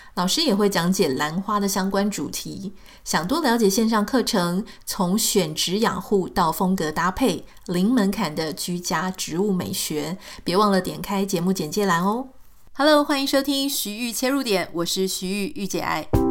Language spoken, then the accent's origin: Chinese; Taiwan; moved away as an adult; now in United States; 以前我在台湾啊，还没有住到美国来的时候